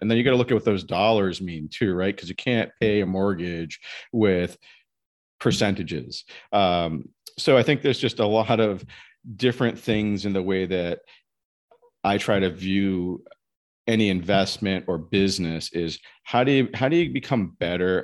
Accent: Massachusetts, United States; also born or lived in New Jersey / Simsbury, Connecticut; I'm from Massachusetts originally.

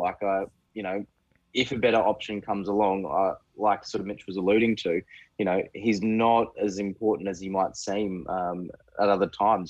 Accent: Queensland, Australia; I'm from Queensland.

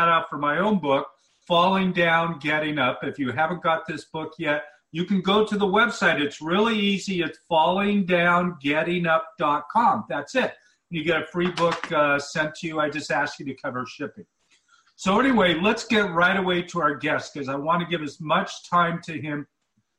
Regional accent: Bend, Oregon, United States; here in my hometown of Bend, Oregon

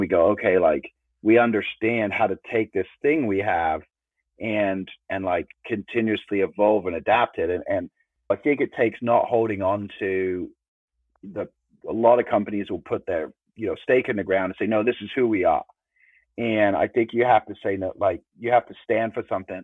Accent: England, United Kingdom; growing up in England

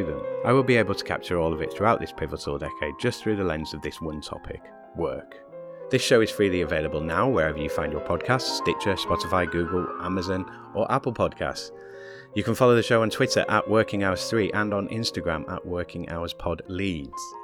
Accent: Leeds, Yorkshire and the Humber, United Kingdom; born or raised there

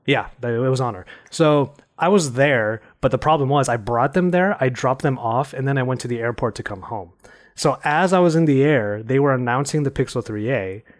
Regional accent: California, United States; my home state, which is California.

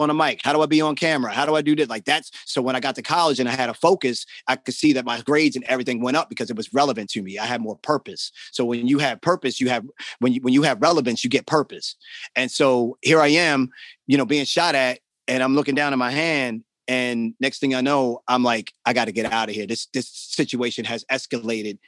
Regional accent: Baltimore, Maryland, United States; also born or lived in New York; I'm from Baltimore. I grew up in the city.

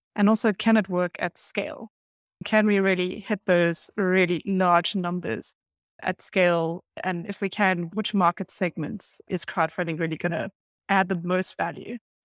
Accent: Cape Town, Western Cape, South Africa; moved away as an adult; also born or lived in Paris, France; I was lucky enough to be born and raised in beautiful Cape Town in South Africa

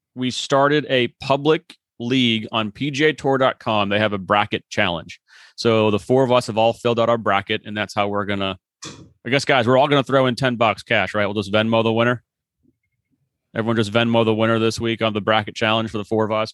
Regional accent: Boston, Massachusetts, United States; I'm from Boston. We watch the Boston Marathon every year.

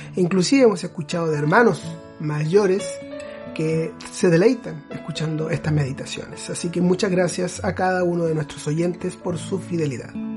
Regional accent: Chile; Yo soy de Chile, originario.

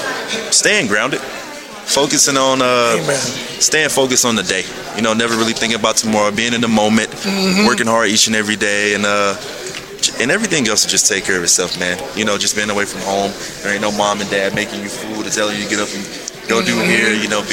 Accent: Texas, United States; I'm from Texas.

